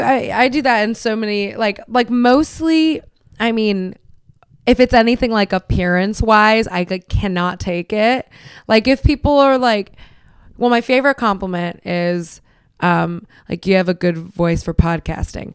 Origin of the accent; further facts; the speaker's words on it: Miami, Florida, United States; I'm Cuban, you know, I'm from Miami